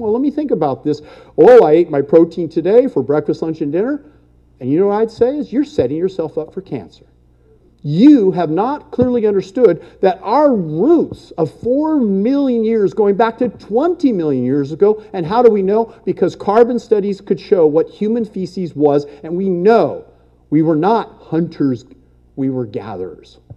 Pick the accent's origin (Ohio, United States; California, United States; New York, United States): California, United States; El Monte; I was born and raised in California, lived here my whole life, El Monte, California